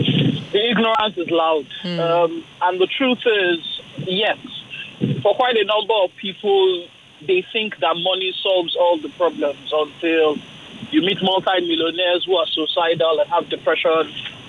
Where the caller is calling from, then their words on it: Ojota, Lagos, Nigeria; I'm calling from Ojota.